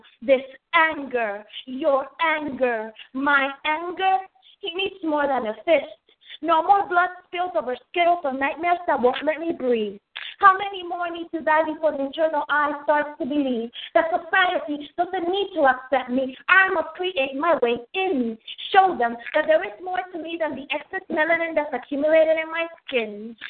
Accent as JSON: {"language": "English", "country": "Dominican Republic", "tie": "born or raised there", "also_born_or_lived": "United States / New York", "lives_now": "Chesapeake, United States", "said": "Well, I was born in the United States. My family is from the Dominican Republic. I was raised in the Dominican Republic. I'm a New Yorker. Lived in New York until I was in my late 20s. Been in Virginia for about 10 years now."}